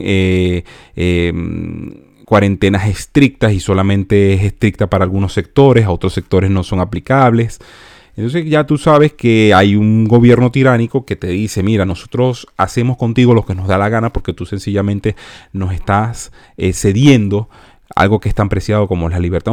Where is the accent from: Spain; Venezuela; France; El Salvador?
Venezuela; moved away; salí de Venezuela por cuestiones de socialismo